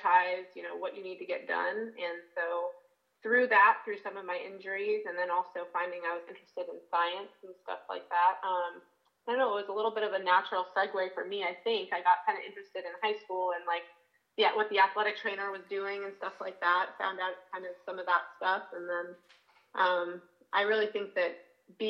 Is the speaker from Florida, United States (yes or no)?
no; Northern Virginia, United States; I grew up in Northern Virginia